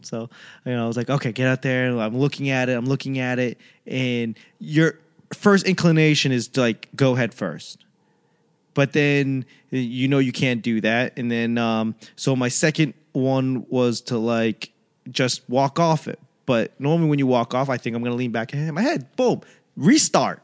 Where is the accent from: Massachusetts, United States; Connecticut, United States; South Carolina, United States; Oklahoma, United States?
Massachusetts, United States; Boston; moved away; I grew up in Boston when it was like, uh, it was a shithole